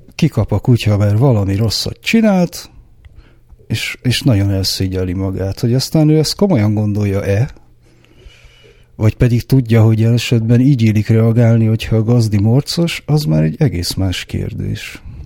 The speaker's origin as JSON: {"language": "Hungarian", "region": "Budapest", "country": "Hungary", "tie": "born or raised there", "said": "én zuglói gyerek vagyok. Igazából egy zuglói panel proli vagyok."}